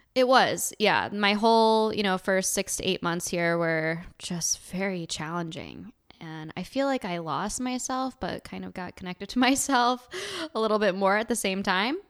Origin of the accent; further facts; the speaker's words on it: Buffalo, New York, United States; moved away as an adult; now in Venice, Los Angeles, United States; I am originally from upstate New York. I moved here from Buffalo, uh, almost a year and a half ago